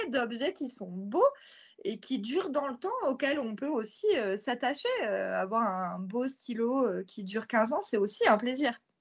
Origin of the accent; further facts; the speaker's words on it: near Marseille, Provence-Alpes-Côte d'Azur, France; je suis originaire de près de Marseille